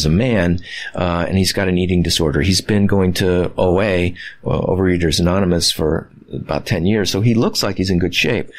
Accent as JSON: {"language": "English", "region": "Midwest", "country": "United States", "tie": "born or raised there", "said": "I was raised in the Midwest"}